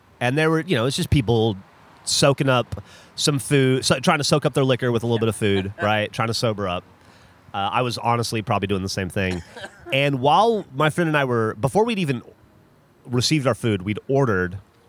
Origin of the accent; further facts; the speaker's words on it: Alabama, United States; also born or lived in Florida / Louisiana; because I grew up in Alabama and Florida and Louisiana where there's a Waffle House at like every exit on the interstate.